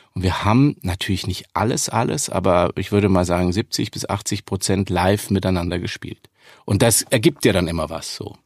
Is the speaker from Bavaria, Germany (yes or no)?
yes; Munich, Bavaria, Germany; ich komme aus München, auch wenn man das nicht so deutlich hört